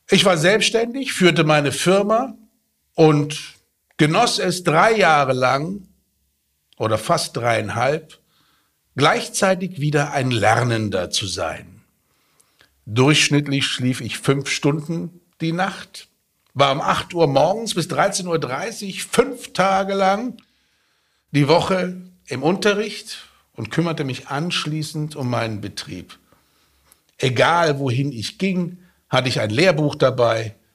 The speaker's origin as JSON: {"language": "German", "town": "Petersberg", "region": "Hesse", "country": "Germany", "said": "Und ich sag, ich komme aus Fulda. Ach, ich komme auch aus Fulda. Ja, wo denn da? Ich sag, Petersberg."}